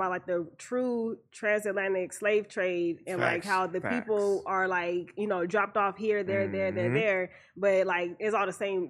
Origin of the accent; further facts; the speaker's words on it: Compton, California, United States; like Compton is still Compton, you know, like we still here.